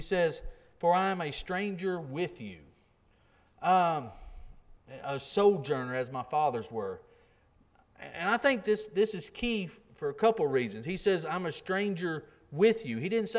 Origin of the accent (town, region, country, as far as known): Tennessee, United States